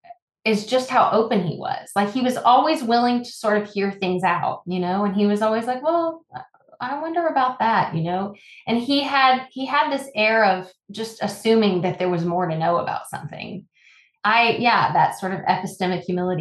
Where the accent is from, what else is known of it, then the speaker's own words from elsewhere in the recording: Midland, Texas, United States; I am also a girl from West Texas. I grew up in Midland and oil country